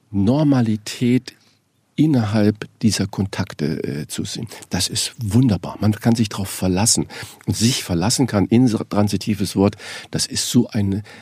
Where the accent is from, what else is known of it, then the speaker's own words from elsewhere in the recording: Saarland, Germany; born there; ich bin ja gebürtiger Saarländer, dass man sich mal ein Ei irgendwo leiht.